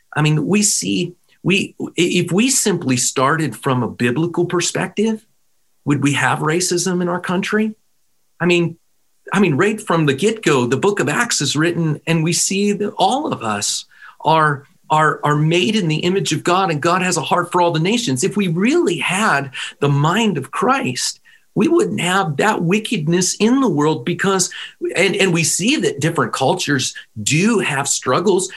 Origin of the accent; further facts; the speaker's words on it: Pittsburgh, Pennsylvania, United States; I come from Pennsylvania. Pittsburgh is my home